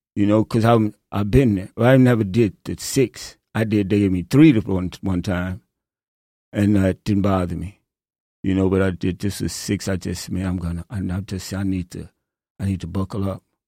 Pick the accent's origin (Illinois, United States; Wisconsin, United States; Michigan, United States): Illinois, United States; Chicago; now in Traverse City, United States; I'm from Chicago